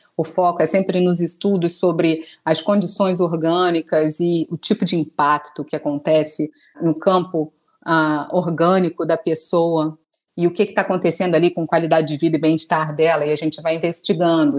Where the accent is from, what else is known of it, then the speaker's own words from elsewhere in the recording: Rio de Janeiro, Brazil; sou carioca